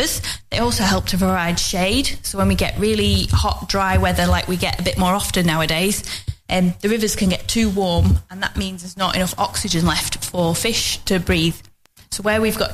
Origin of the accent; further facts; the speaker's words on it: Longridge, North West England, United Kingdom; I'm from the local area. I grew up in Longridge, which is also in the Ribble catchment